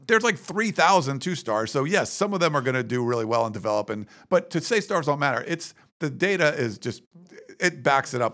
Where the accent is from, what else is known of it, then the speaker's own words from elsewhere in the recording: Western Pennsylvania, United States; moved away; I grew up in Western Pennsylvania